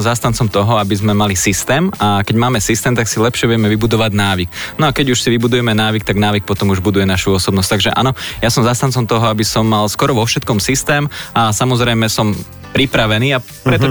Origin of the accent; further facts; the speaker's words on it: Slovakia; sme Slováci a patríme do slovenskej skupiny